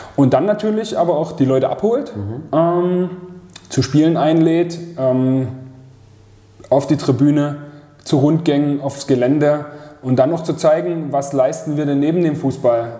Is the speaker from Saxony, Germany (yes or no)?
yes; Leipzig, Saxony, Germany; moved away as an adult; also born or lived in Munich; Ich bin aus München wieder zurück nach Leipzig gezogen, hatte hier eine Arbeitsstelle bekommen, komme ja ursprünglich von hier